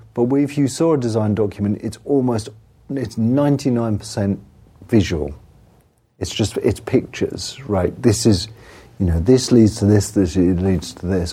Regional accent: England, United Kingdom; I'm English

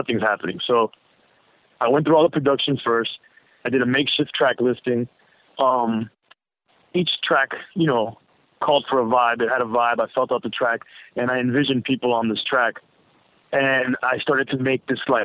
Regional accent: Miami, Florida, United States; I was from Miami

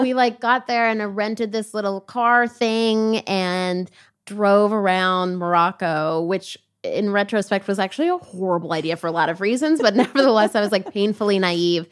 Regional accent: Toronto, Ontario, Canada; also born or lived in Jamaica; now in United States; I was born in Canada and raised between Canada and Jamaica

